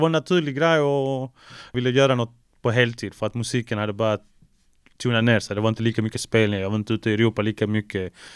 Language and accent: Swedish; Malmö, Skåne, Sweden; also born or lived in Chile; Jag är från Malmö, 040